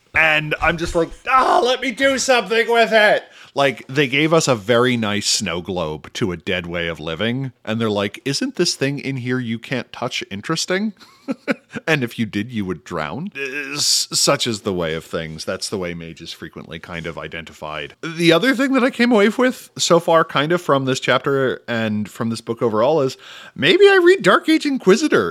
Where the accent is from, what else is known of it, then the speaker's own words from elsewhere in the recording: United States; as an American